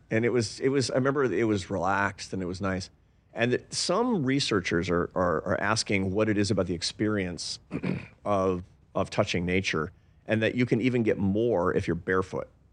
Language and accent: English; Seattle, Washington, United States; I grew up in Seattle